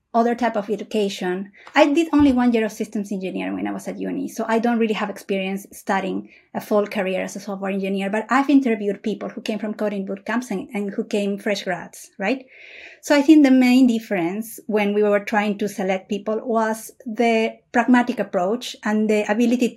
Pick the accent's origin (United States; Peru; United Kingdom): Peru; also born or lived in Asia; now in Europe; I was born in Peru in South America. I lived in Asia for like around 6, 7 years, and I'm currently living in Europe.